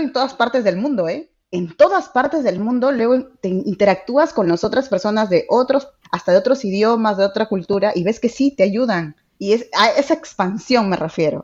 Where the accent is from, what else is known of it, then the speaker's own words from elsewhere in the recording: Trujillo, La Libertad, Peru; now in Lima, Peru; yo soy de Trujillo, qué de diferente es a Lima, ahora vivo en Lima